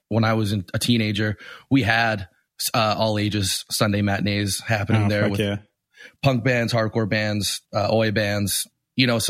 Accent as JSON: {"language": "English", "town": "Winnipeg", "region": "Manitoba", "country": "Canada", "tie": "born or raised there", "moved": "yes", "lives_now": "Toronto, Canada", "said": "I grew up in Winnipeg, which is a small city in the middle of Canada"}